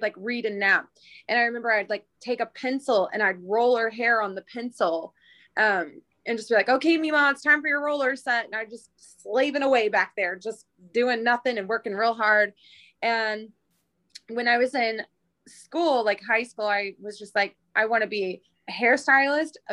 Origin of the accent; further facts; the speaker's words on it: Oklahoma, United States; moved away; I'm from the Midwest, originally Oklahoma.